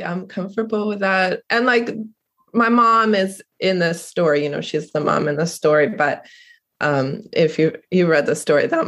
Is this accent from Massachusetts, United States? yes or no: yes; Cape Cod, Massachusetts, United States; I'm originally from Cape Cod.